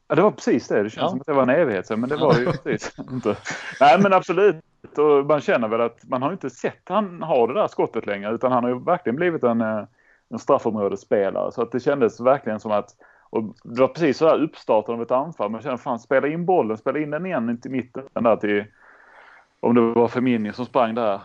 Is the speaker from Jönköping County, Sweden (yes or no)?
no; Skåne, Sweden; accent: Scanian (skånska); Jag har redan en grötig skånska